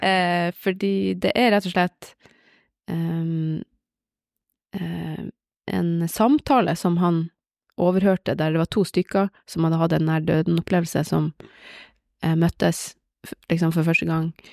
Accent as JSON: {"language": "Norwegian", "town": "Bodø", "region": "Nordland", "country": "Norway", "also_born_or_lived": "Oslo / Hammerfest", "said": "jeg er fra Bodø."}